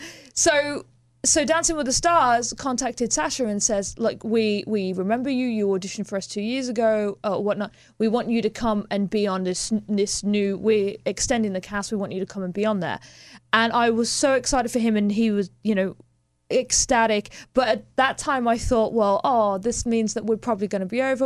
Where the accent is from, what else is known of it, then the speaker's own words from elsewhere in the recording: Birmingham, West Midlands, United Kingdom; moved away; I grew up in Birmingham